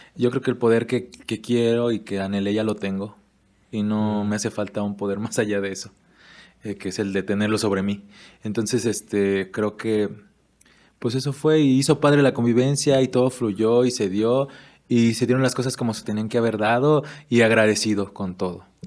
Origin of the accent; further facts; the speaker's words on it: Erongarícuaro, Michoacán, Mexico; also born or lived in Guadalajara, Jalisco; yo de verdad me siento afortunado de haber nacido y crecido aquí en Eronga